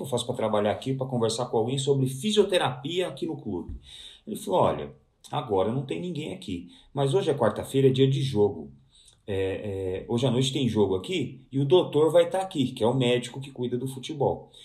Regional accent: Santo André, São Paulo, Brazil; eu sou de Santo André, eu estou, eu estou até hoje em Santo André, né, apesar de trabalhar a vida inteira em São Paulo

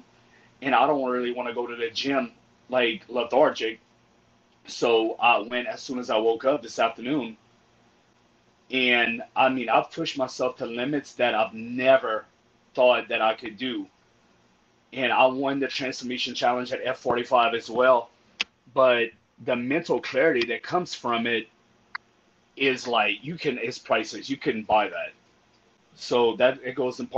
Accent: Cajun, Louisiana, United States; also born or lived in Austin, Texas; I'm a Cajun boy.

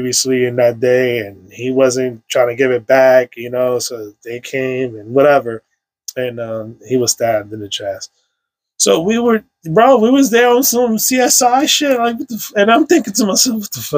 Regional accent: New York City, New York, United States; I grew up on Sherman Ave between 160 and 164.

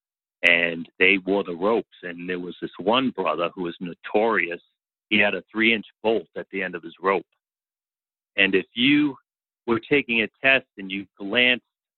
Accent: Boston, Massachusetts, United States; I grew up in Boston by an Irish family, Catholic, went to the Catholic elementary schools, went to the Catholic high schools

